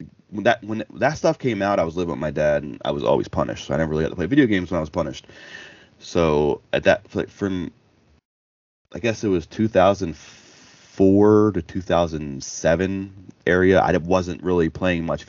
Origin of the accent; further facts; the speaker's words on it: Baltimore, Maryland, United States; I grew up in Baltimore